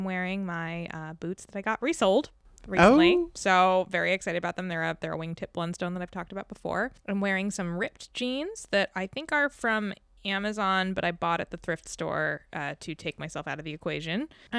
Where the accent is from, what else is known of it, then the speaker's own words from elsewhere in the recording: Maryland, United States; I am from Maryland